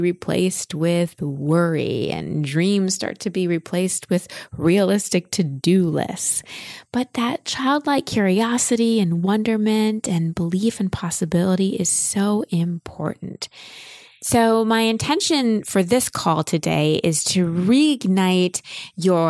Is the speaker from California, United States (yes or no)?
no; Dallas, Texas, United States; moved away; I grew up in Dallas, but my family moved to Austin